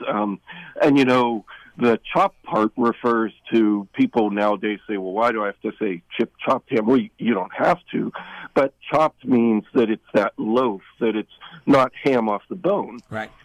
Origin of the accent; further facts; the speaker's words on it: Kennywood Park, Pennsylvania, United States; my hometown park, Kennywood Park